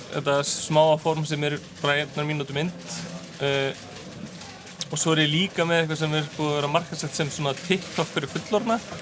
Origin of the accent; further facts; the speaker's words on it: Iceland; also born or lived in New York, United States; ég var í námi út í bandarækjunum þannig ég þurfti að fljúa heim sérstaklega